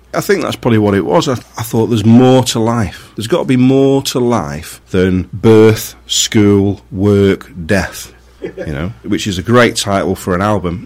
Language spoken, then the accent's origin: English; Marple, North West England, United Kingdom; also born or lived in Manchester / Glossop; I'm from Marple